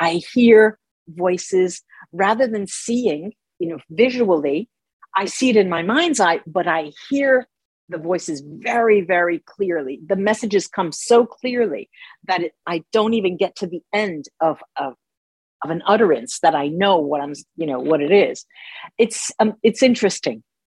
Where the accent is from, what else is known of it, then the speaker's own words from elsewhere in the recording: United States; moved away as an adult; also born or lived in Tuscany, Italy; now in Rome, Italy; both of my parents are Italian, but I grew up in the United States. So half of my life was in the United States